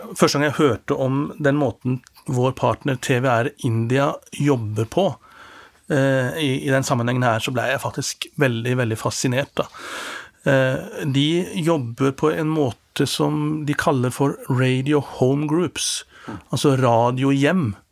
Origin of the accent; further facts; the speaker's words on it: Norway; som står her som en nordmann